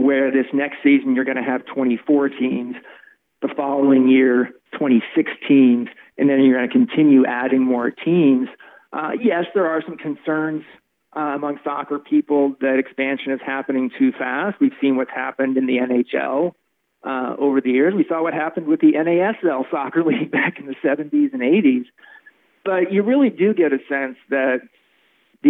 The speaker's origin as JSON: {"language": "English", "town": "Kansas City", "region": "Missouri", "country": "United States", "moved": "yes", "said": "I'm from Kansas City originally."}